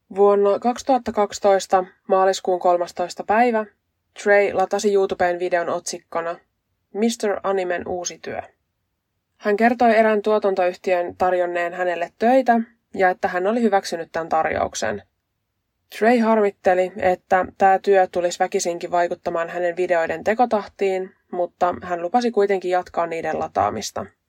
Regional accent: west coast of Finland, Finland; accent: west coast dialect; mä oon länsirannikolta kotosin, ja mä puhun länsirannikon murretta

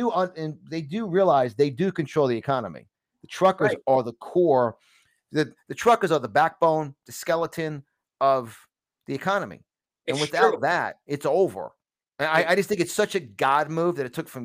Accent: New York City, New York, United States; accent: New York; moved away; I'm from New York originally

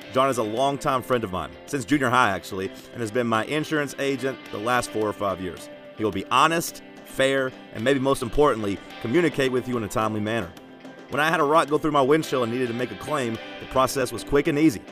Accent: United States; I'm American

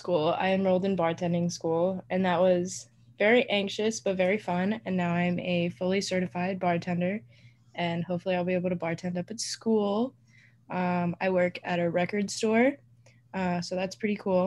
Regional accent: Mount Laurel, New Jersey, United States; I'm from Mount Laurel, New Jersey

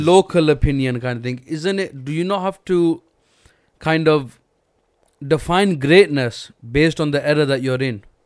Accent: Pakistan; we're all Pakistani

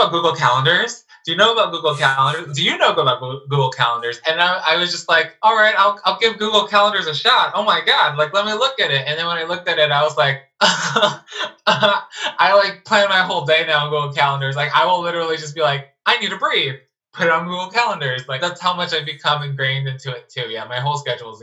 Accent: Los Angeles, California, United States; I'm from Los Angeles

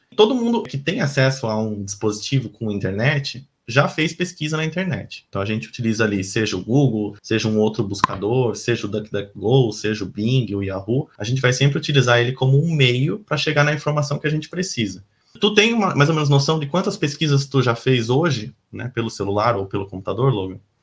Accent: Laranjal Paulista, São Paulo, Brazil; moved away as an adult; also born or lived in Piracicaba; now in Florianópolis, Brazil; E eu sou de São Paulo, né, nascido em Laranjal Paulista, uma cidadezinha do interior de São Paulo, mas moro em Florianópolis já tem alguns anos

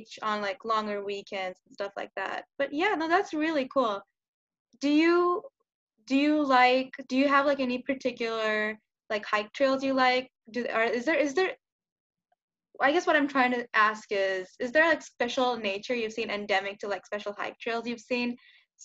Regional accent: Los Angeles, California, United States; I'm from Los Angeles

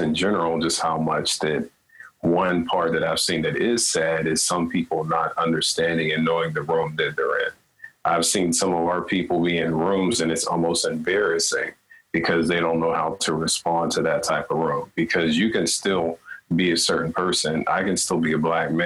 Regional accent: United States; now in Canada; growing up in the States and then coming here

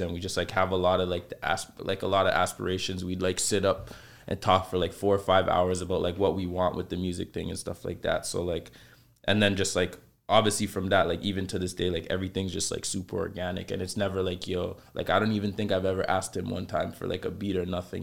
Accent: Toronto, Ontario, Canada; I grew up in the Saint Lawrence Market area.

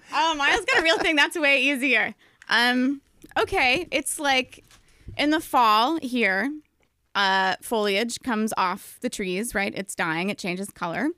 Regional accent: Albany, New York, United States; moved away; I'm from Albany

